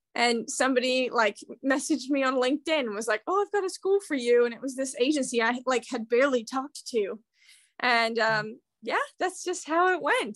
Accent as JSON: {"language": "English", "town": "Kansas City", "country": "United States", "tie": "born or raised there", "also_born_or_lived": "Mississippi", "accent": "American", "moved": "as an adult", "lives_now": "London, United Kingdom", "said": "I'm from Kansas City"}